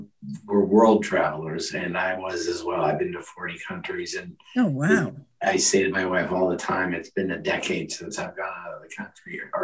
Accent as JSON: {"language": "English", "town": "Minneapolis", "region": "Minnesota", "country": "United States", "tie": "born there", "said": "I was born in Minnesota, Minneapolis area."}